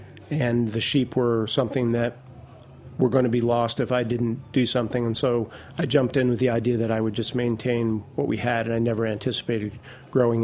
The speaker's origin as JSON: {"language": "English", "region": "Vermont", "country": "United States", "tie": "born or raised there", "moved": "as an adult", "said": "I grew up in Vermont, and I live not far from where I grew up"}